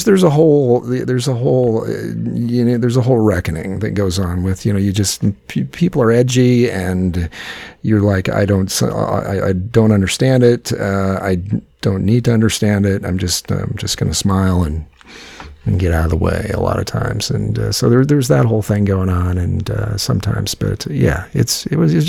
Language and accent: English; Midwest, United States; also born or lived in Los Angeles; now in Cedar Rapids, United States; being a Midwesterner